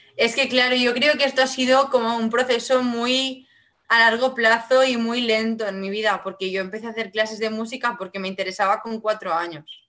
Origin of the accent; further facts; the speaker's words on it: Vinaròs, Valencian Community, Spain; first language Catalan (Valencian); Spanish is a second language; mi lengua materna es el catalán, el valenciano